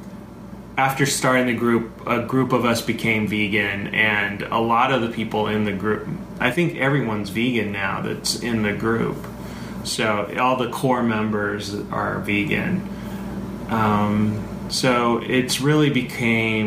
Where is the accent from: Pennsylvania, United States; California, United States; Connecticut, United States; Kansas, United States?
California, United States; I grew up in California eating meat for holidays and family functions.